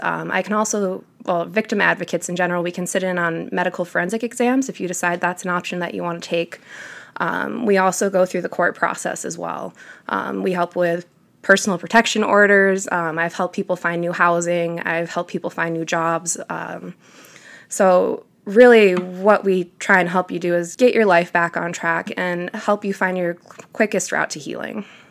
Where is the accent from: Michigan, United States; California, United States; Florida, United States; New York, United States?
Michigan, United States; Detroit; moved away as an adult; I'm from downstate Metro Detroit area.